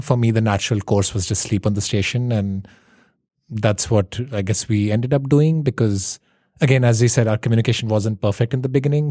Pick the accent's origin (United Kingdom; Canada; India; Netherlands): India; now in New York City, United States; I grew up in India.